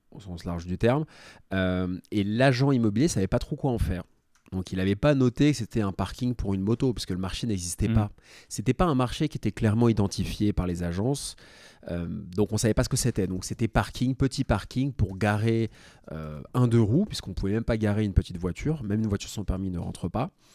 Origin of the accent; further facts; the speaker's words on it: Paris, Île-de-France, France; Je suis né à Paris